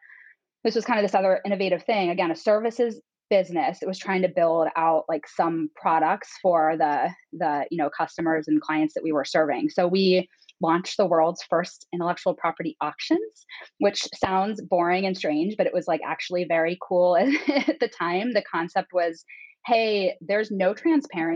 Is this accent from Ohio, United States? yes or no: yes; Northeast Ohio, United States; moved away as an adult; also born or lived in Oxford, Ohio; now in Chicago, United States; I grew up in Northeast Ohio. I am a Midwesterner through and through